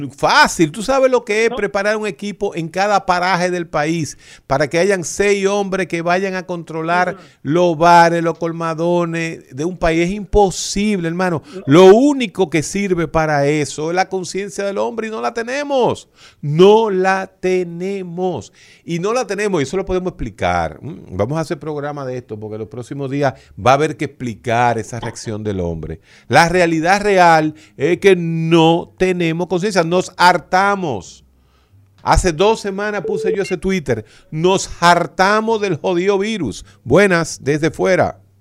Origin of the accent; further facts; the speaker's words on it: Santo Domingo Oeste, Distrito Nacional, Dominican Republic; yo que soy de Santo Domingo Oeste